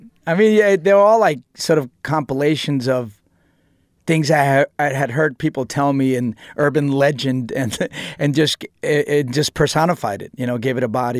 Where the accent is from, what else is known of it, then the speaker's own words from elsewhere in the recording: New York City, New York, United States; just growing up in New York City and just how aggressive, you know, my situation was at home and outside and how you survive it